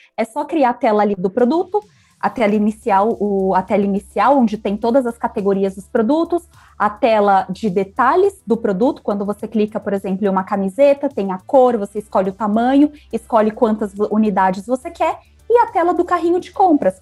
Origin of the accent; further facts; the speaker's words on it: Brazil; eu sou brasileira